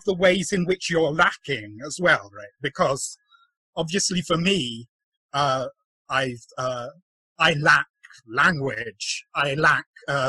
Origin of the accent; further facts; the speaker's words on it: England, United Kingdom; I wasn't really raised as Filipino, right? I was Igorot, but it wasn't contextualized within sort of observation and categorization of other people from the Philippines, because in the UK, most of my Philippine community were all also Igorot diaspora, right?